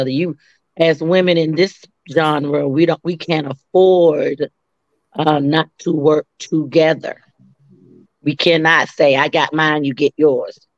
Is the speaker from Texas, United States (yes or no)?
yes; Dallas, Texas, United States; moved away as an adult; also born or lived in Atlanta, Georgia / DMV (Washington DC area); I hail from Dallas, Texas, originally. I made Atlanta my second home when I was around 18. And then I been in the DMV for a while too.